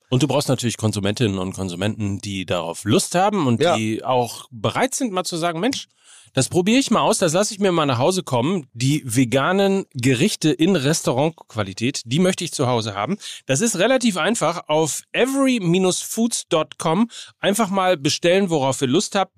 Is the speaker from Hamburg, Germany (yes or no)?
yes; Hamburg, Germany; als Hamburger